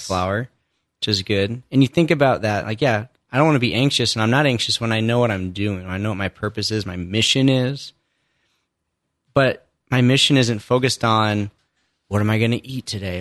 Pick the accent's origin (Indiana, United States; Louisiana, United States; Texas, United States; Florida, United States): Indiana, United States; I grew up in Indiana, only child, mom and dad, not really faith filled